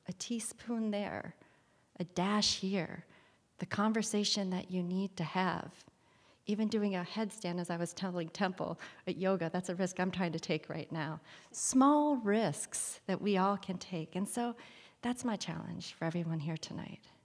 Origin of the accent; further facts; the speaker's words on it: Kalkaska, Michigan, United States; I'm a girl from Calcasica, Michigan. I grew up there in the eighties primarily